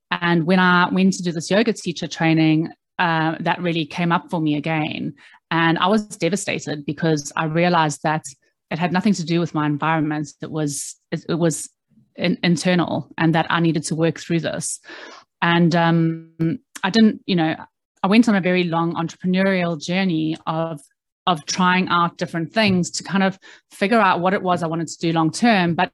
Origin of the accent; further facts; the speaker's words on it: South Africa; moved away as an adult; now in London, United Kingdom; I moved to London from South Africa when I was 21 years old, and uh, I didn't really know what I wanted to do.